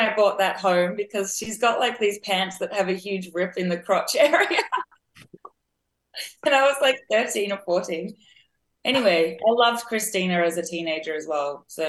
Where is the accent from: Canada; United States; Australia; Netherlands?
Australia; because I live in Australia. I'm Australian. And like I said, we don't really have the soul history here.